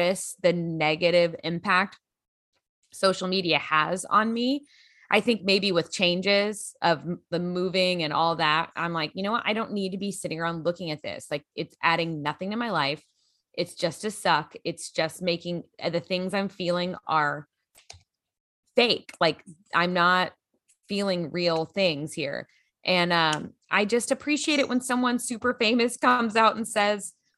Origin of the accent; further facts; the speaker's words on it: Grand Prairie, Texas, United States; also born or lived in Los Angeles; now in Lexington, United States; From my hometown, Grand Prairie, Texas.